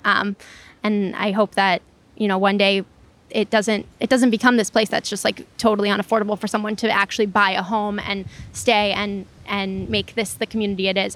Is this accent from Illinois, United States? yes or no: yes; Chicago, Illinois, United States; also born or lived in Lakeview, Chicago; I grew up here, so, um, I spent the first eighteen years of my life, um, not too far from Oz Park where we are right now, um, and now I live up in Lakeview, but not far